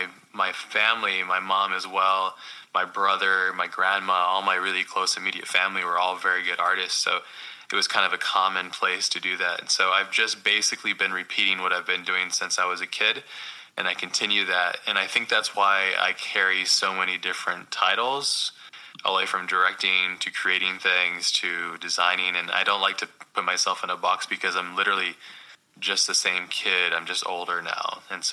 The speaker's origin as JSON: {"language": "English", "region": "Hawaii", "country": "United States", "tie": "born or raised there", "said": "I grew up mostly in Hawaii, but all over the States."}